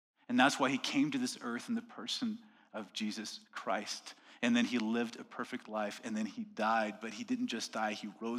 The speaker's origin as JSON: {"language": "English", "region": "Quebec", "country": "Canada", "accent": "Quebec", "said": "They're like, oh, Quebec. They heard my accent right away. They're like, oh, it's cold there. Yes, it is."}